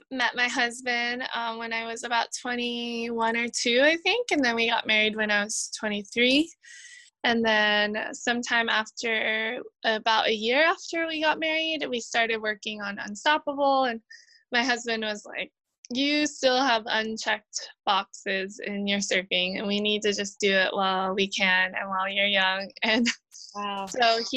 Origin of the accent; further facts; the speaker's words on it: Hawaii, United States; growing up in Hawaii